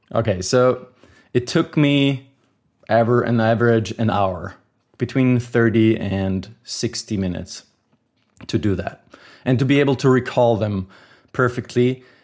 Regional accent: Austria; I am from Austria

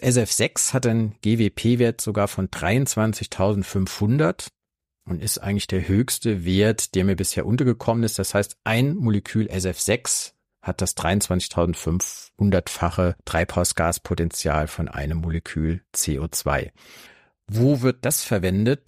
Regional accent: Saarland, Germany; meinem Heimatbundesland Saarland

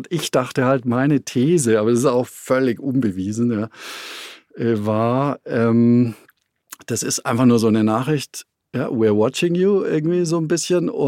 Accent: China; moved away; ich habe mein Handy weggeworfen damals, nachdem ich raus bin aus China und ich habe die Festplatte meines Computers neu formatiert, ja, weil ich äh, natürlich wusste, äh, äh, dass wir in China unter Totalüberwachung äh, standen.

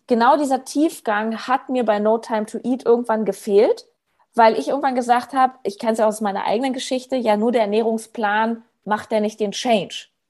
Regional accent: Berlin, Germany; habe in Berlin, wo ich herkomme, so Hausbesuche gemacht

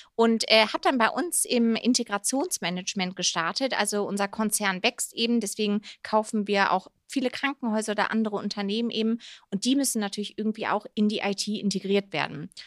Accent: Rhineland, Germany; now in Munich, Germany; eigentlich eine gebürtige Rheinländerin, aber ja, lebe jetzt wieder seit zweieinhalb Jahren in Bayern, hier in München

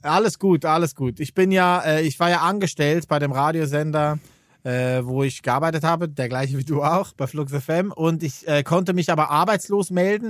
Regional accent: Switzerland; Als Schweizer

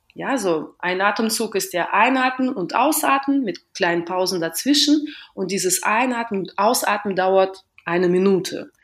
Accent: Western Russia, Russia; German is a second language; now in Berlin, Germany; ich komme aus Westrussland

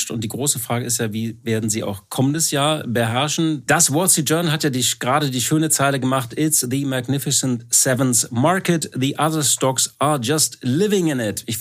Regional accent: Hamburg, Germany; als Hamburger muss ich ja äh, was ähnliches sagen. Äh, wat mut, dat mut, sagen wir.

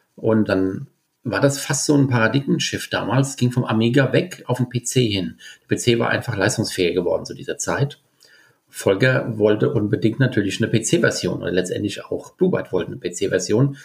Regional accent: Bingen am Rhein, Rhineland-Palatinate, Germany; ich komme aus Bingen und bin auch in Bingen auf die Schule gegangen

